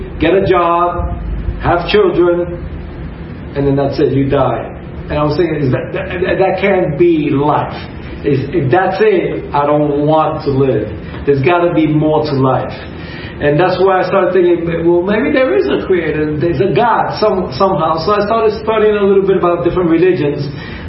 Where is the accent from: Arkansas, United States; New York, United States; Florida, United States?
New York, United States; New York City; moved away as an adult; also born or lived in Arecibo, Puerto Rico; now in Puerto Rico; we lived in New York City, in East Harlem, Spanish Harlem, and that's where I grew up all my life.